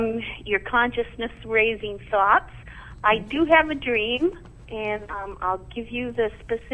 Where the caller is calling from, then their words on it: Omaha, Nebraska, United States; I'm from Omaha, Nebraska.